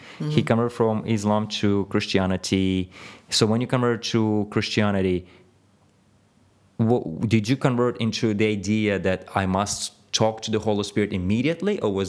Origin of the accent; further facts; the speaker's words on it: Ukraine; born there; I was born in Russia, or Ukraine, if you want to really point to where we were.